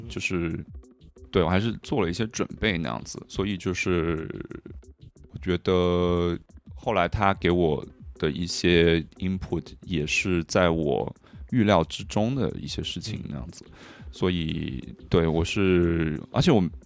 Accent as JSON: {"language": "Chinese", "region": "Hunan", "country": "China", "tie": "born or raised there", "also_born_or_lived": "Guangdong / Paris, France / Berlin, Germany", "moved": "yes", "lives_now": "Shanghai, China"}